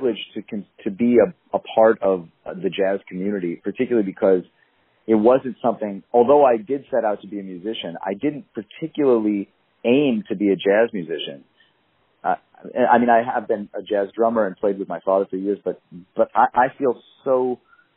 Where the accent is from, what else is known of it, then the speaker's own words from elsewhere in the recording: Madison, Wisconsin, United States; I grew up in Madison, I stayed there for college